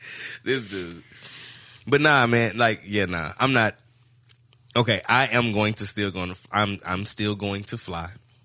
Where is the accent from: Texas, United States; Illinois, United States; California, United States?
Texas, United States; I'm from Texas, and we pride ourselves on customer service.